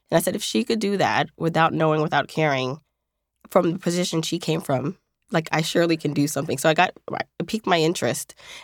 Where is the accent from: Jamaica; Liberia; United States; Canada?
Jamaica; born there; I was born in Jamaica, the island, and she came here to provide a better life for me.